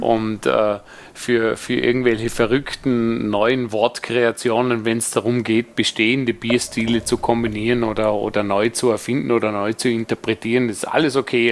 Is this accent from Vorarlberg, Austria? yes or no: yes; Vorarlberg, Austria; moved away; als Vorarlberger